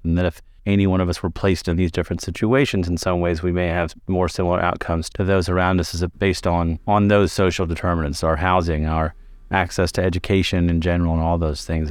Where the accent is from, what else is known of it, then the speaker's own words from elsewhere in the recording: Kentucky, United States; moved away as an adult; also born or lived in Chicago; I trained in the south side of Chicago, which is very different from where I grew up in Kentucky.